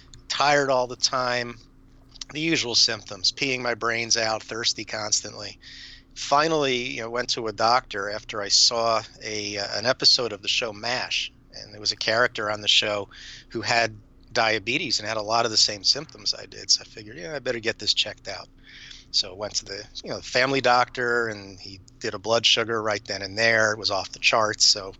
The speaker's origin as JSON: {"language": "English", "region": "New Jersey", "country": "United States", "tie": "born or raised there", "also_born_or_lived": "Houston, Texas", "moved": "yes", "said": "I grew up in North Jersey near New York. Grew up a big Mets fan, Knicks fan, Jets, you know, all the New York sports teams. We moved to Houston because my father was transferred."}